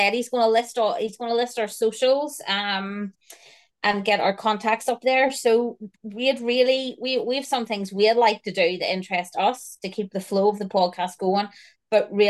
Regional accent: Northern Ireland, United Kingdom; we're from Northern Ireland.

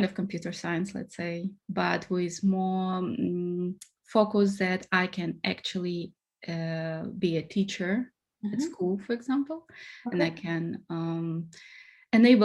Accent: Russia; moved away as an adult; also born or lived in Singapore / Portugal; now in Hamburg, Germany; I'm originally from Russia, and I did my first bachelor in IT in Russia.

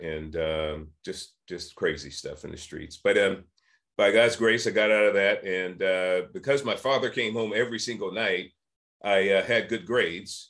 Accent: San Francisco, California, United States; I was born and raised in San Francisco and Hunters Point in the 1960s

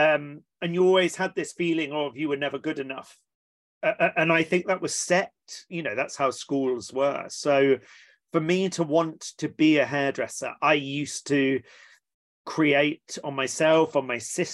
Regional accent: Watchet, South West England, United Kingdom; also born or lived in East London; So I was born in East London and then quite quickly moved down to Somerset in the West Country, and that's where I was brought up.

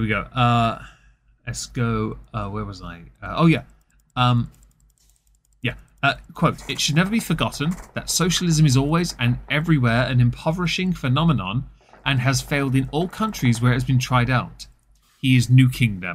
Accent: England, United Kingdom; I'm English

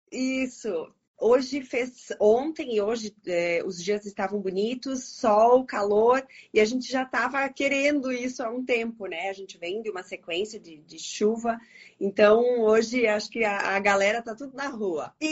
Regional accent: Bento Gonçalves, Rio Grande do Sul, Brazil; Então, claro que eu sou daqui de Bento Gonçalves, né?

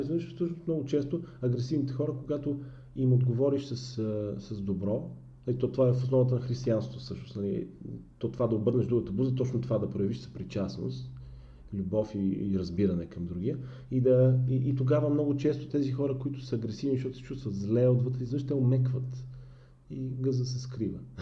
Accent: Bulgaria; ние сме пословични като българи

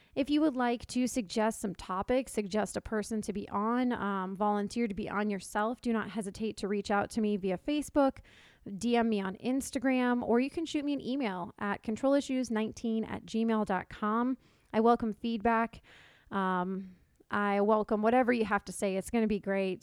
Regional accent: Johns Creek, Georgia, United States; now in Sandy Springs, United States; I grew up in Atlanta, but I really grew up in Johns Creek

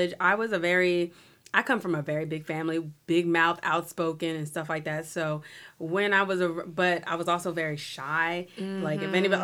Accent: New Orleans, Louisiana, United States; I'm from New Orleans, I'm not local to Natchitoches

